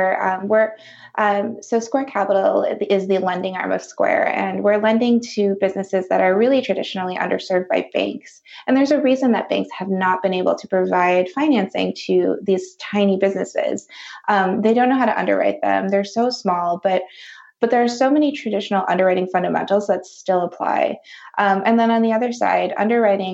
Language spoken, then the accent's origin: English; Wisconsin, United States; now in California, United States; I grew up in Wisconsin, and I know the people in the Midwest are so friendly